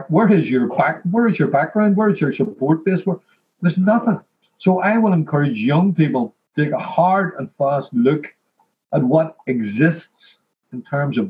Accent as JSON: {"language": "English", "town": "Belfast", "region": "Northern Ireland", "country": "United Kingdom", "said": "I'm from Ardoyne"}